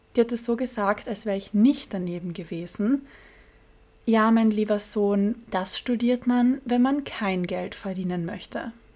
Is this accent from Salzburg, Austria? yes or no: no; Carinthia, Austria; moved away as an adult; now in Vienna, Austria; in Kärnten, im südlichsten Bundesland Österreichs, wo ich aufgewachsen bin